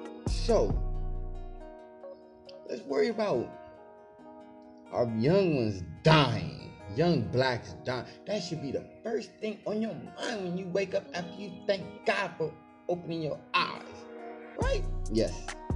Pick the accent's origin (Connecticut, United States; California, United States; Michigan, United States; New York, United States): California, United States; Los Angeles; growing up in Los Angeles, California